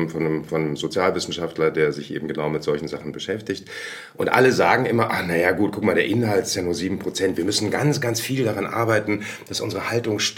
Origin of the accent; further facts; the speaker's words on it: Berlin, Germany; also born or lived in Lemgo; Ich bin in Lemgo in Westfalen geboren, aber schon relativ jung nach Berlin gekommen. Das heißt, ich bin eigentlich komplett berlinisch ähm, ja, aufgewachsen. Allerdings nicht so, wie man Ickedette Kicke Berliner sich vorstellt, sondern am Stadtrand.